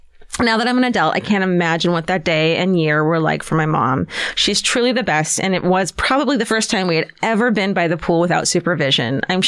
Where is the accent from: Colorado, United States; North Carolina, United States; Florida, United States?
Florida, United States; When I was 3 years old growing up in Florida, I was in the backyard with my 5-year-old cousin playing, you guessed it, near our family's pool.